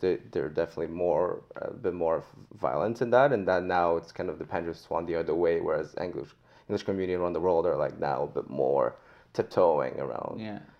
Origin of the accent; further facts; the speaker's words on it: Montreal, Quebec, Canada; moved away; also born or lived in France; I was born in France, but I grew up in oh, Montreal